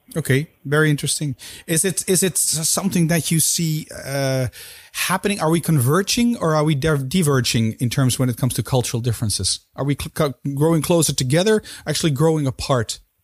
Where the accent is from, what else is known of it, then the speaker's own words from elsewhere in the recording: Netherlands; both being Dutch.